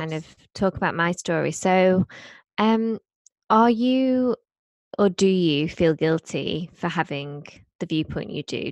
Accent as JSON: {"language": "English", "town": "Blackpool", "region": "North West England", "country": "United Kingdom", "tie": "born or raised there", "said": "I grew up in Blackpool"}